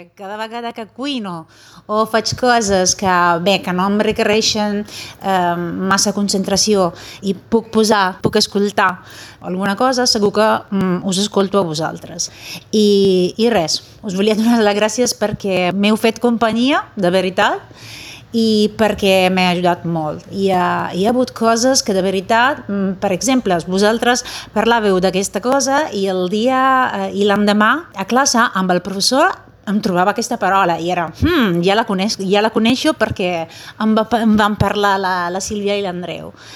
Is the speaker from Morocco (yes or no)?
no; Italy; Catalan is a second language; sóc italiana